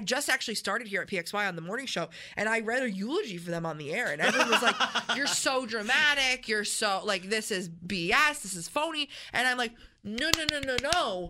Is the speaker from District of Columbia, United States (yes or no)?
no; Canandaigua, New York, United States; I grew up in Canandaigua. We're both local outside of Center City, Rochester.